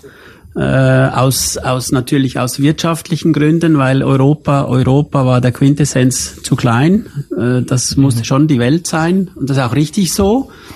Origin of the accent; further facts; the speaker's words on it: Switzerland; aufgewachsen bin ich in der Schweiz